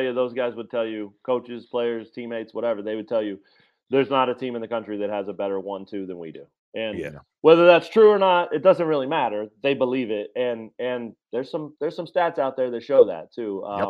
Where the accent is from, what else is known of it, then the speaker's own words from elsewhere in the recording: Lawrence, Kansas, United States; I grew up here in Lawrence too